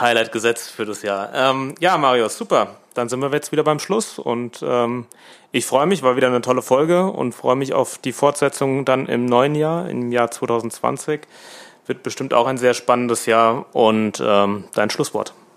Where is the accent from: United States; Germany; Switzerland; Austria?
Germany; Rheingau-Taunus-Kreis, Hesse; bei uns im Rheingau-Taunus-Kreis